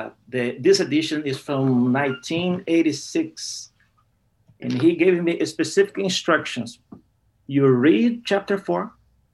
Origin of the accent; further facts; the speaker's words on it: Brazil; English is a second language; also born or lived in United States; I returned to Brazil in 2006 to be part of the same institution that I'm still working right now.